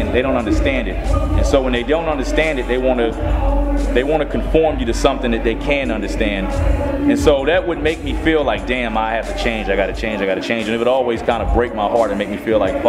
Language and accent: English; Atlanta, Georgia, United States; growing up in Atlanta, I grew up in Atlanta